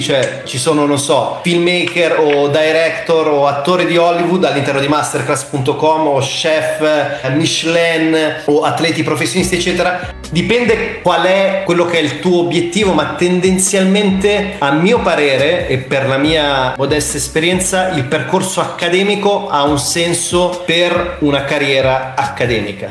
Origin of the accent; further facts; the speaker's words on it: Italy; siamo cresciuti in Italia